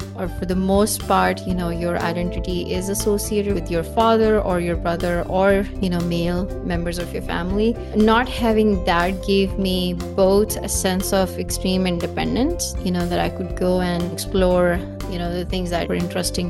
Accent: Pakistan; I grew up in Pakistan. My mom was working in public health, so we moved around whenever she got transferred. I've lived in different cities in Pakistan.

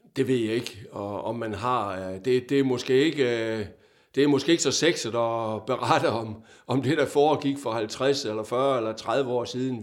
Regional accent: Vejle, Southern Denmark, Denmark; moved away as an adult; also born or lived in Odense / Fredericia; jeg er jo Vejle-dreng

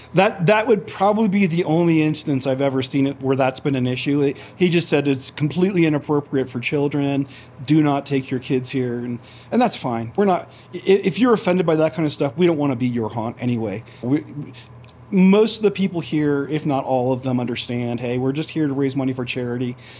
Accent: Florida, United States; now in Idaho Falls, United States; I grew up in Florida

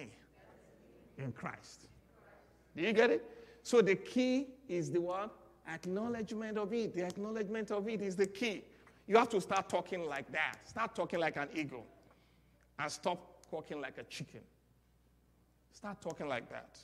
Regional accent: Nigeria; accent: Nigerian; moved away; I'm speaking my Nigerian accent because that's where I'm from

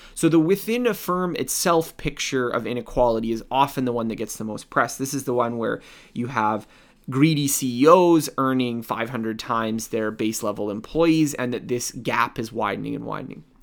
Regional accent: Canada; I'm, I'm Canadian, I, I live in North America

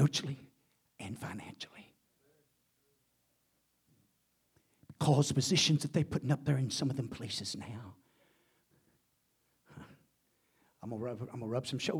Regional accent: United States; even being American, I want to be a Christian

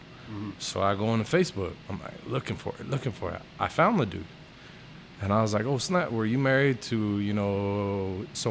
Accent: the Northeast, Texas, United States; also born or lived in Horizon City, Texas / Fabens, Texas; I grew up in the Northeast. I grew up in the Northeast probably about, I want to say 7th grade.

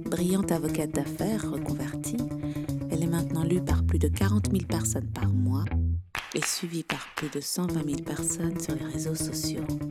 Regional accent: Belgium; also born or lived in England / California; Je suis belge, j'ai 32 ans

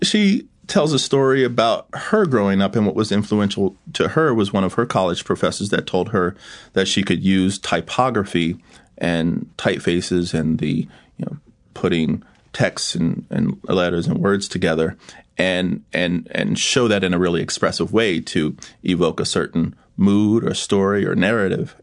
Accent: Yorktown, Virginia, United States; I'm a country boy from Virginia. I grew up in Hampton Roads, Virginia.

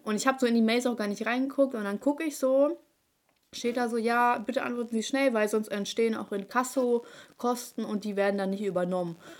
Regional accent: Hanover, Lower Saxony, Germany; Ich so, aus Hannover

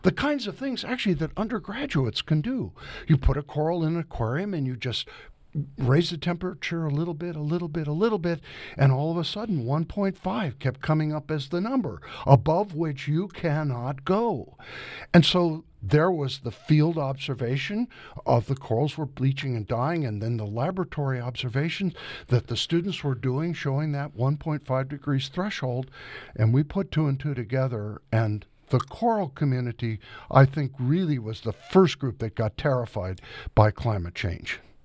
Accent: Tiffin, Ohio, United States; now in Georgia, United States; here in Ohio, where I was growing up in Tiffin and near Lake Erie

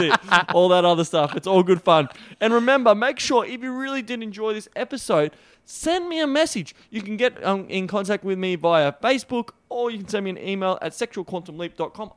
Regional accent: Australia; accent: Australian; my weird Australian accent

